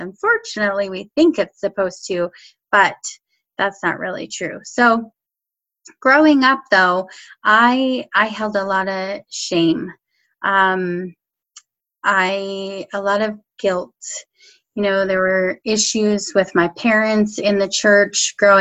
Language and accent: English; Colorado, United States; I grew up in Colorado.